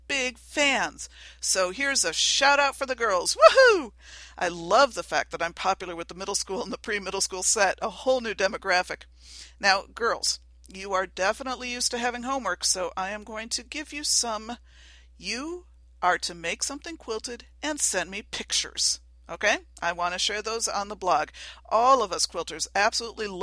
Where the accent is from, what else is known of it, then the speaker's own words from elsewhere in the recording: Western New York, United States; I am from Western New York. We talk fast up here